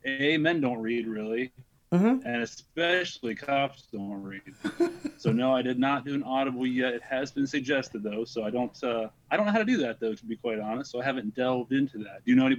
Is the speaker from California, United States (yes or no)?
no; Columbus, Ohio, United States; I'm from Columbus, Ohio.